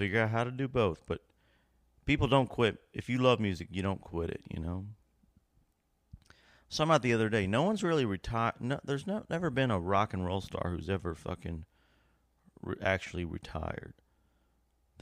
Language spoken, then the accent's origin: English; Lexington, Kentucky, United States; moved away; from Lexington, my hometown.